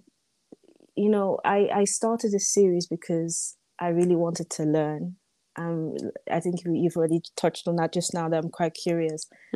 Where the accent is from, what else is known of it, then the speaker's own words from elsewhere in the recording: Netherlands; I was born in the Netherlands, for example, so I was born in the West